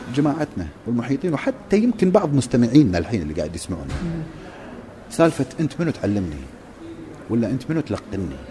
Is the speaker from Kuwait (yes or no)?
yes; Kuwait; عندنا بالكويت